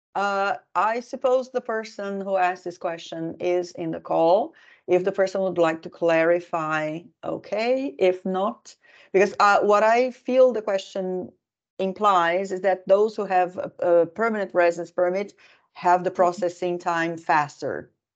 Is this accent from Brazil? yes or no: yes; Brazil; now in Finland; I'm originally from Brazil